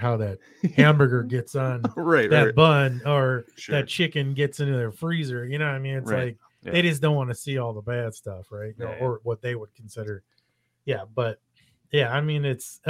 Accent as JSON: {"language": "English", "region": "Illinois", "country": "United States", "said": "we're from Illinois"}